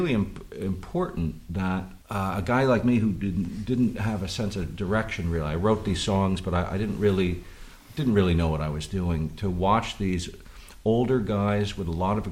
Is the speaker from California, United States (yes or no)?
no; Red Hook, New York, United States; I grew up in Red Hook.